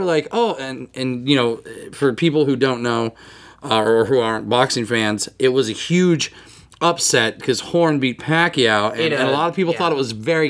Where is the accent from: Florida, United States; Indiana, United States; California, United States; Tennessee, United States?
Indiana, United States; Logansport; now in Iowa, United States; I'm also originally from Indiana. I'm from Logansport.